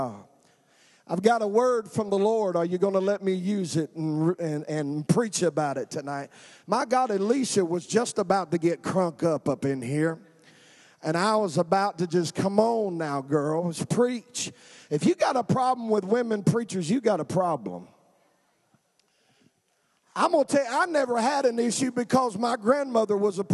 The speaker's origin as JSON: {"language": "English", "region": "North Carolina", "country": "United States", "tie": "born or raised there", "moved": "yes", "lives_now": "Willard, United States", "said": "Born and raised in North Carolina"}